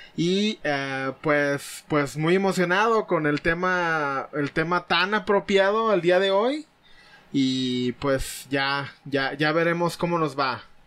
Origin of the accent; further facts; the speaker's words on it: Mexico; aquí en México, que es donde nos tocó nacer y vivir